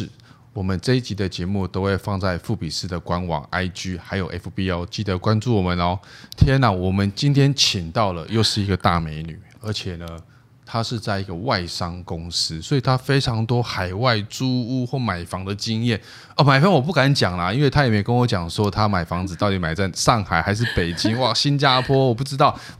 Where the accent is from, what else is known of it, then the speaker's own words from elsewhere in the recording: Taiwan; 我们就是土生土长，然后在台湾长大这样